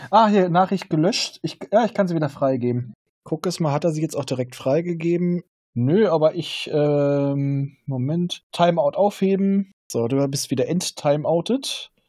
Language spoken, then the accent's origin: German; Northern Germany, Germany; als Norddeutscher